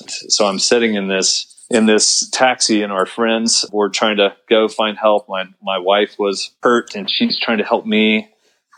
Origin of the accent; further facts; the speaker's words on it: United States; a American Christian